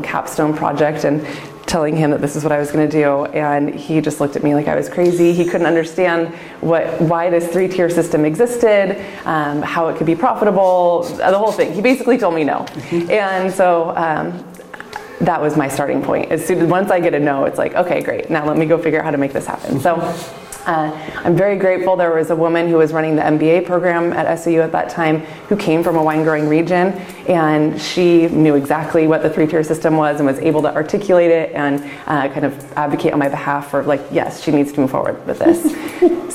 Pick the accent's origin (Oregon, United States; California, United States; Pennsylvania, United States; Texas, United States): Oregon, United States; Lake Oswego; as far away as I could get from Lake Oswego, which was my hometown, and still be within Oregon